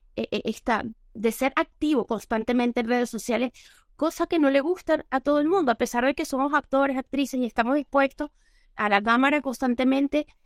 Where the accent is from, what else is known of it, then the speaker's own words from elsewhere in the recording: Venezuela; moved away as an adult; now in Spain; han pasado casi nueve años que no he vuelto a mi tierra